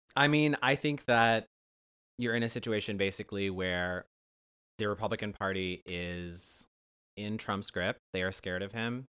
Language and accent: English; Ohio, United States; I'm from Ohio